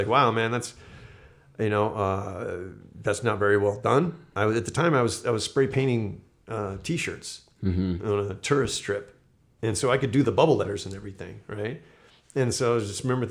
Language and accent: English; Destin, Florida, United States; moved away; I'm from this little fishing village in the Northwest Panhandle area.